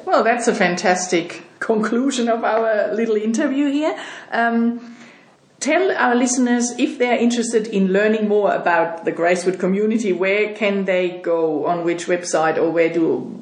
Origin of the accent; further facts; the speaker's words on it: Germany; moved away as an adult; now in Sydney, Australia; I'm from Germany